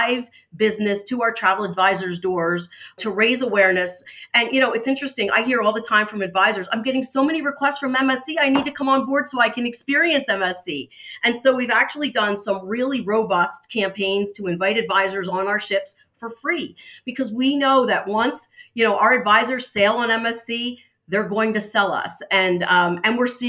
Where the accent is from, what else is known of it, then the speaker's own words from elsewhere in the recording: New Jersey, United States; I'm born and bred in New Jersey